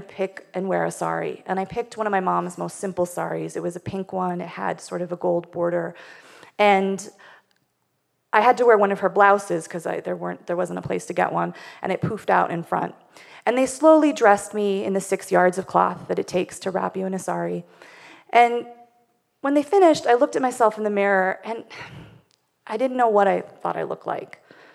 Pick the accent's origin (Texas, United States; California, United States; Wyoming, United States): Wyoming, United States; I grew up in Wyoming, which is not only the least populated state